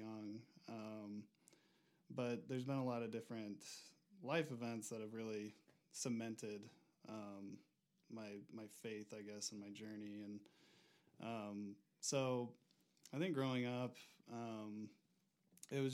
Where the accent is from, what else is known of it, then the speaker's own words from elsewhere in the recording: Auburn, Indiana, United States; moved away as an adult; now in Denver, United States; I'm originally from the Midwest, Auburn, Indiana. I moved out to Denver about 4 years ago